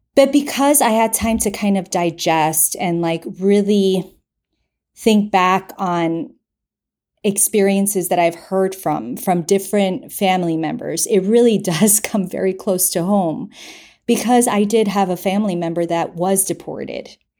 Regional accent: United States; I grew up in the United States, but I am full-blown Colombian

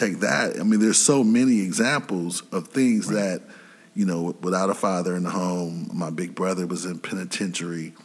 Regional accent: Grand Rapids, Michigan, United States; born or raised there

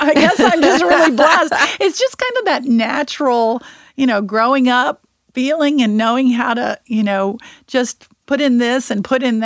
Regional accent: Texas, United States; moved away; I was from Texas, born and raised in Texas

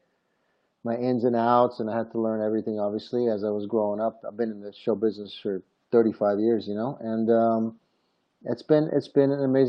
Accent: Rome, Lazio, Italy; I was born in Rome, Italy.

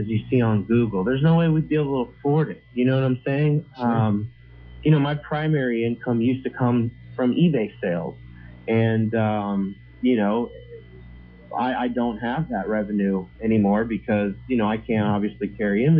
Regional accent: United States; I grew up in America

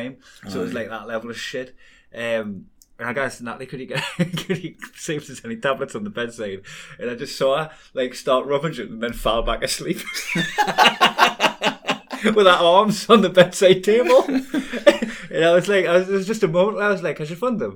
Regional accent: Newcastle upon Tyne, North East England, United Kingdom; accent: Geordie

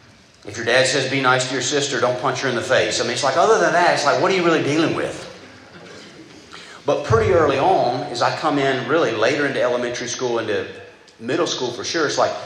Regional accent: Southeast Georgia, United States; I grew up in Southeast Georgia, a very godly family

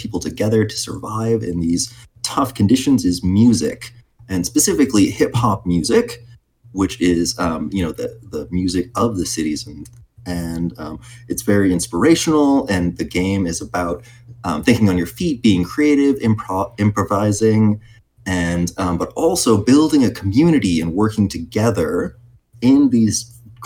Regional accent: Arlington, Texas, United States; moved away as an adult; now in Chicago, United States; Cameron and I originally grew up in Texas, right in the DFW area, so right in Arlington

